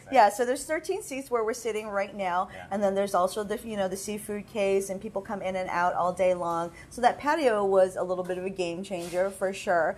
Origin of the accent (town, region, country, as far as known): Hawaii, United States